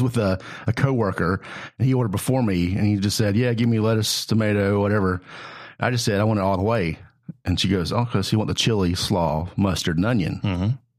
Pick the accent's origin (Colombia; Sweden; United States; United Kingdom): United States; Mooresville, North Carolina; I grew up in Mooresville.